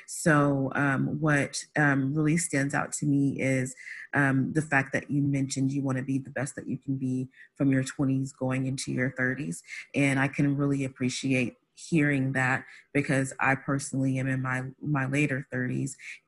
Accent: Midwest, United States; I was, born and raised in the Midwest.

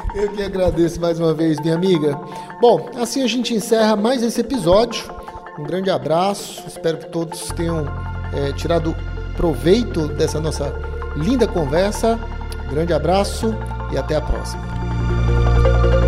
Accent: Ceará, Brazil; nós que somos aqui do Nordeste, especialmente aqui no Ceará também

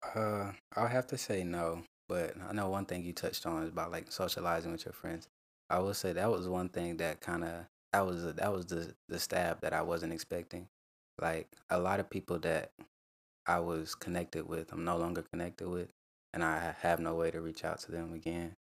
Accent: Rock Hill, South Carolina, United States; I'm from Rock Hill, South Carolina.

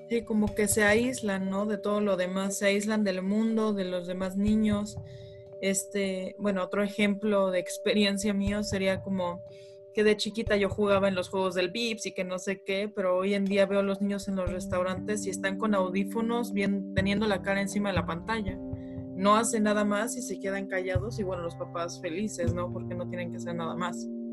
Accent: Mexico City, Mexico; also born or lived in Monterrey; cuando era muy, muy chica vivíamos en Monterrey, luego nos mudamos aquí a la Ciudad de México y de aquí hemos cambiado

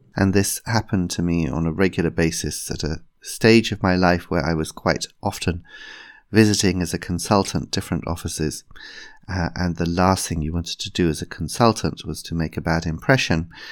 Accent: England, United Kingdom; as a English person

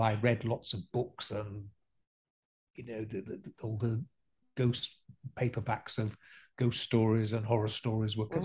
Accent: Scarborough, Yorkshire and the Humber, United Kingdom; we lived in a fairly spooky old house by the harbour side in Scarborough

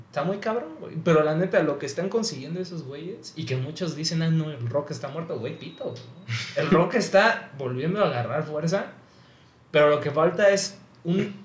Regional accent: Mexico; nosotros también como mexicanos

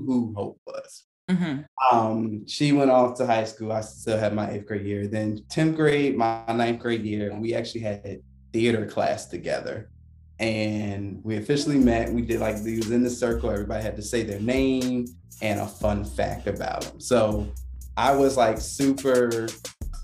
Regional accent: Virginia, United States; moved away as an adult; also born or lived in Oklahoma; We're originally from Virginia, so like East Coast all day

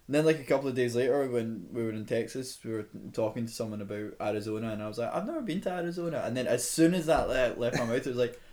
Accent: Scotland, United Kingdom; moved away as an adult; now in Toronto, Canada; I'm not Irish, I'm Scottish

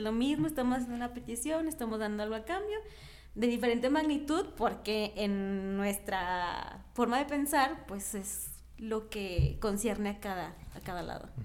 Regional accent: Mexico; como mexicanos es parte de nosotros el Día de Muertos

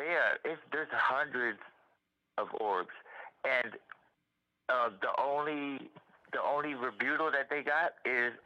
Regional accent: Miami, Florida, United States; moved away as an adult; now in Louisville, United States; I was raised in Miami, Florida

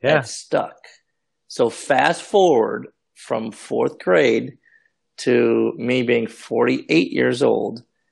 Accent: Chicago, Illinois, United States; now in San Diego, United States; I live in San Diego, and my heart is in Chicago. So I'm from Chicago

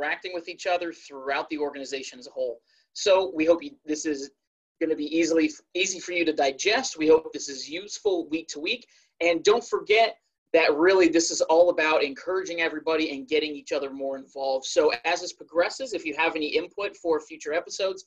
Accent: Dublin, California, United States; moved away as an adult; also born or lived in Jacksonville, Florida; now in Maryland, United States; originally I'm from the California Bay Area, specifically Dublin.

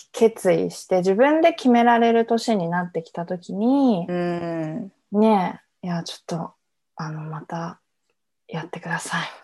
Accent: Iwaki, Fukushima, Japan; 福島県のいわき市っていう田舎出身

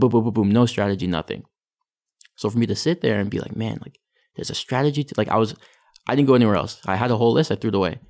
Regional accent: Richmond Hill, Ontario, Canada; also born or lived in Vancouver; my parents moved to, um, to Richmond Hill. So that's where I grew up. I grew up in Richmond Hill.

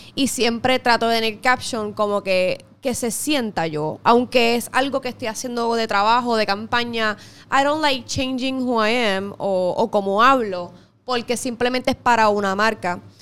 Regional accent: Puerto Rico; como todo puertorriqueño patriota al fin

